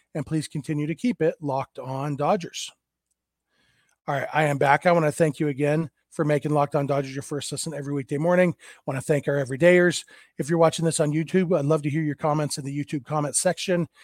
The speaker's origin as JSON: {"language": "English", "town": "Lake Elsinore", "region": "California", "country": "United States", "tie": "born or raised there", "said": "minor league team here in my hometown."}